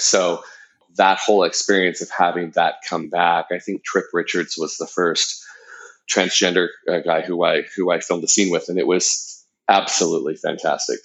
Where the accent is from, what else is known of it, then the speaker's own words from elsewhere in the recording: Southern Orange County, California, United States; being a gay kid growing up in Southern Orange County